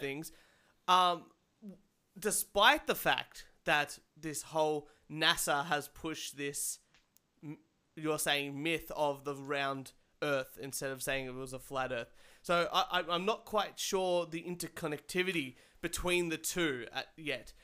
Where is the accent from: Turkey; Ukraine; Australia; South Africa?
Australia; I'm I'm Australian